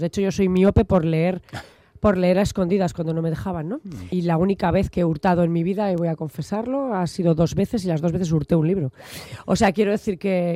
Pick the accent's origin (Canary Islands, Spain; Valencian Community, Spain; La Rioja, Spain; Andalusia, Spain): La Rioja, Spain; Logroño; also born or lived in Bilbao; yo nací en Logroño